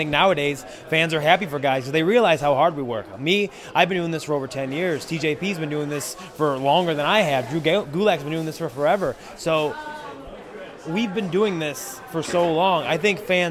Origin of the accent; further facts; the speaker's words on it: Cleveland, Ohio, United States; I'm from Cleveland